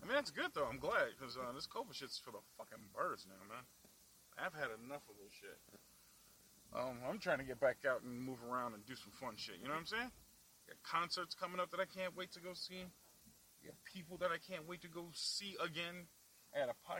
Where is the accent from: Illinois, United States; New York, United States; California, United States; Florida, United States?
Illinois, United States; Chicago; I'm from the Southside